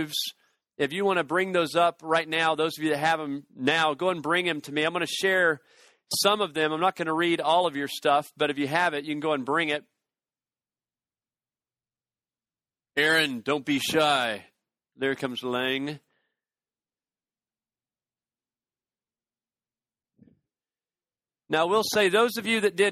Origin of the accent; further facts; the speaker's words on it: Chattanooga, Tennessee, United States; I'm from Chattanooga, Tennessee.